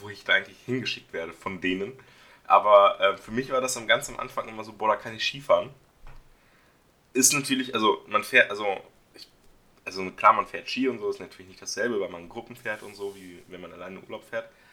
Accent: Dissen am Teutoburger Wald, Lower Saxony, Germany; ich komme aus der Stadt Dissen am Teutoburger Wald

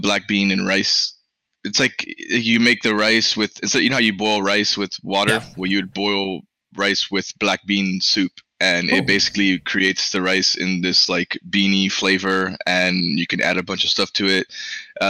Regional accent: Miami, Florida, United States; first language Spanish; English is a second language; I grew up in Miami.

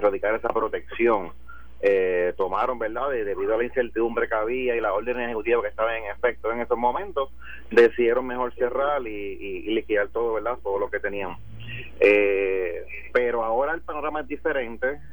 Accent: Puerto Rico; si nosotros como puertorriqueños

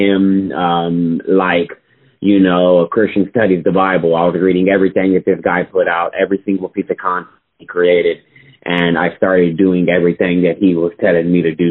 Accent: Austin, Texas, United States; I was born and raised still here in Austin, Texas.

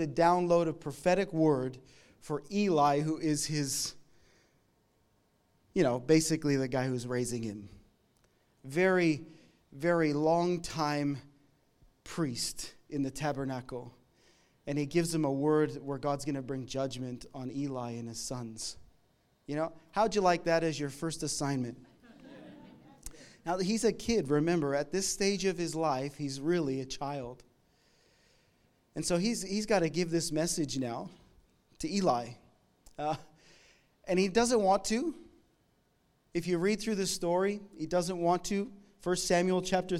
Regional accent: Canada; moved away; I'm from Canada

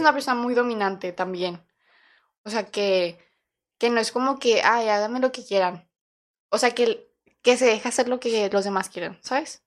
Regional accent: Torreón, Coahuila, Mexico; nosotros nacimos en Coahuila, Torreón

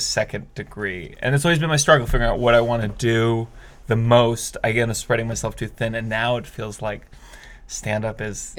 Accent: Maryland, United States; So Maryland, originally.

